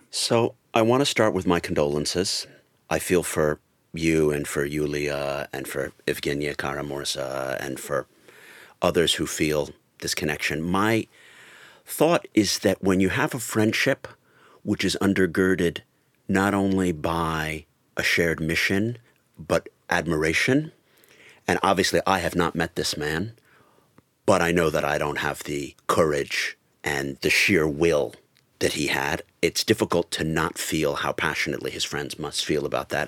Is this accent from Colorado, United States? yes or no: yes; Colorado, United States; now in United Kingdom; spent a lot of my time growing up in Colorado